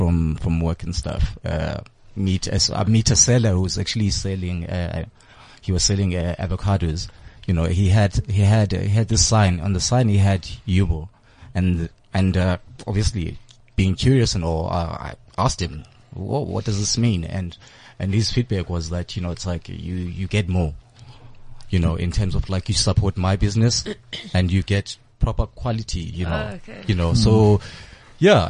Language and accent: English; Eastern Cape, South Africa; moved away; also born or lived in Johannesburg; I grew up in the Eastern Cape, a township called Danzani, raised by my grandmother.